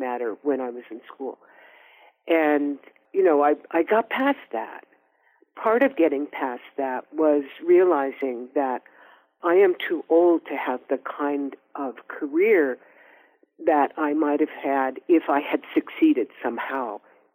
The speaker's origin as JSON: {"language": "English", "town": "Oakland", "region": "California", "country": "United States", "said": "we're also both from Oakland"}